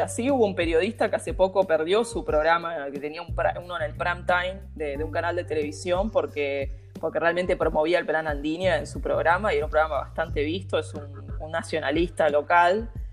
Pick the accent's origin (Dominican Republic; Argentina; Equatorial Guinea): Argentina